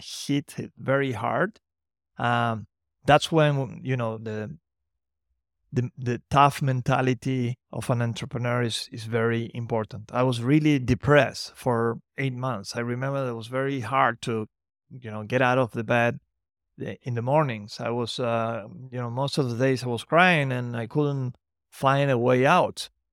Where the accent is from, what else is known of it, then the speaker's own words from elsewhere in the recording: Santiago del Estero, Argentina; from Santiago del Estero, my hometown